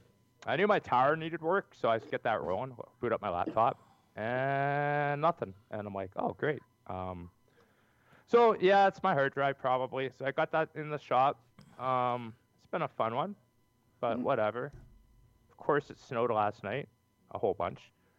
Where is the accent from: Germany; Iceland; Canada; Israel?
Canada